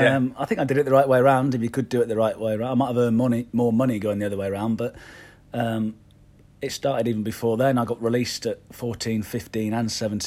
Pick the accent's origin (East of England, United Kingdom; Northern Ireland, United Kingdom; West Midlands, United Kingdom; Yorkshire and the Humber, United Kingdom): Northern Ireland, United Kingdom; Belfast; born there; I was born in Belfast. My mum's from Belfast. So I wasn't a plastic paddy.